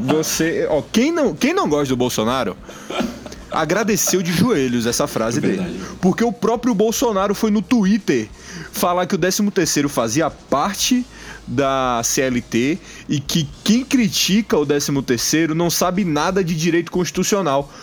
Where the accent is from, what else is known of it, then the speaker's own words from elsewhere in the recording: Bahia, Brazil; nós somos aqui, nós somos baianos